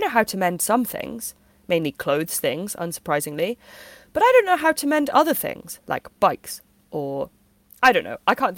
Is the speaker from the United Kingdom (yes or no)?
yes; United Kingdom; We're British after all.